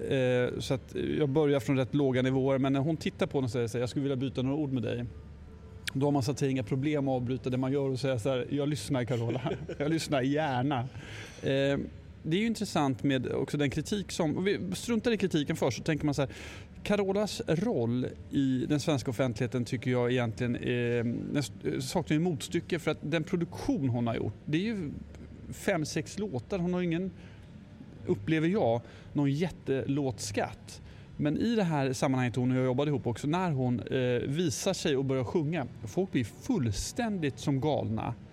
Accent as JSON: {"language": "Swedish", "region": "Östergötland", "country": "Sweden", "tie": "born or raised there", "said": "Jag är ju uppvuxen rätt nära Skänningeanstalten. Eller nära och nära, men någon, någon mil ifrån."}